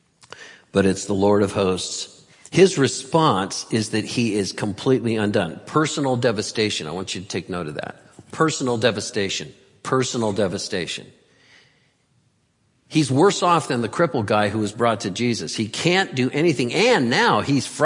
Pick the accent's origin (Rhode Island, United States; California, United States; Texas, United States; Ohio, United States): California, United States; Santa Cruz; I'm from Santa Cruz and get earthquakes down there a lot